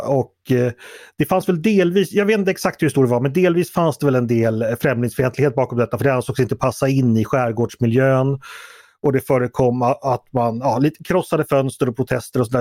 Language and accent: Swedish; Stockholm, Stockholm County, Sweden; min uppfattning som stockholmare